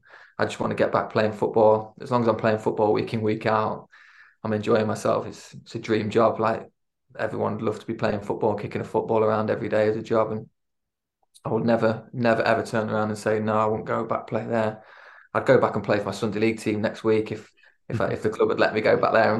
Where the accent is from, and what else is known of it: Lincoln, East Midlands, United Kingdom; born or raised there; moved away; also born or lived in Swansea